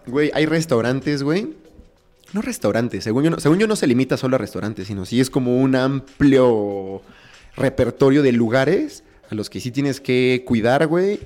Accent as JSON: {"language": "Spanish", "country": "Mexico", "said": "como mexicanos"}